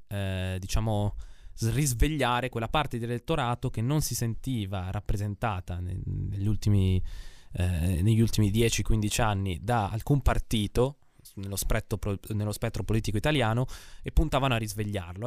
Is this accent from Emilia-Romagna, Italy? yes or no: yes; Emilia-Romagna, Italy; io sono dell'Emilia Romagna